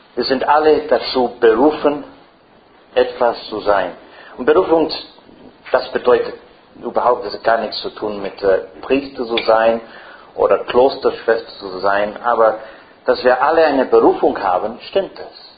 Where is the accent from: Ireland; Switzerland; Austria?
Ireland; first language English; German is a second language; now in Frankfurt, Germany; Ich bin kein Engländer. Äh, ich spreche, meine, meine Muttersprache ist doch Irisch. Meine Großmuttersprache ist, ah, no, meine Muttersprache ist Englisch